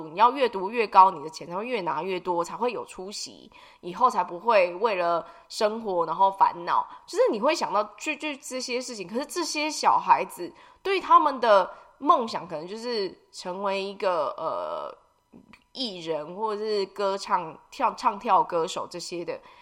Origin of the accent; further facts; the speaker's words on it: Taiwan; 我们台湾人